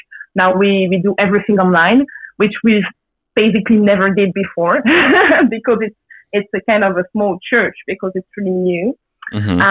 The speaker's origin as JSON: {"language": "English", "country": "Belgium", "tie": "born or raised there", "said": "I grew up in Belgium, was born in Belgium."}